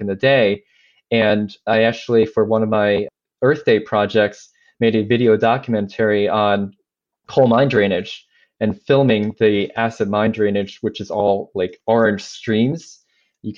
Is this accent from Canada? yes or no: no; China; moved away; I grew up in China, mainland China, in the early to mid 80s